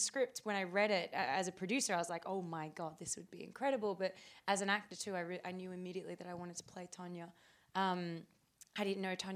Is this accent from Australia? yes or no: yes; Australia; we're both Australian.